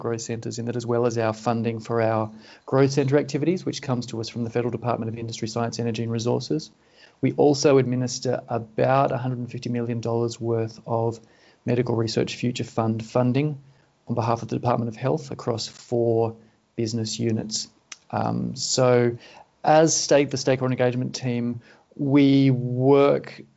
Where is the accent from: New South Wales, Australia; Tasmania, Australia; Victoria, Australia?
New South Wales, Australia; Sydney; I was born in Sydney and I've lived here for most of my life. In fact, up until recently, I was living in the postcode that I lived in for the first 23 years of my life.